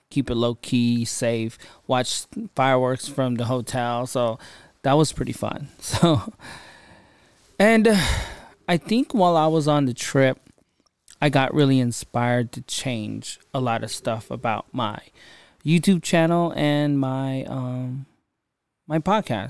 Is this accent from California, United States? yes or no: yes; California, United States; I'm from California